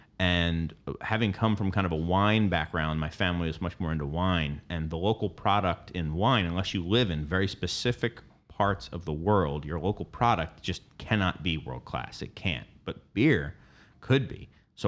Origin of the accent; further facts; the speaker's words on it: Philadelphia, Pennsylvania, United States; I grew up in Philadelphia. I went to school in Delaware, two places that I feel were ahead of the curve nationally compared to most other places.